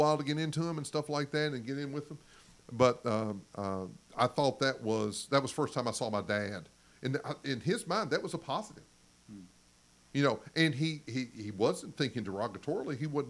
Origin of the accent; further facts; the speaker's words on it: Kentucky, United States; accent: Southern; also born or lived in Arizona; I'm from Kentucky.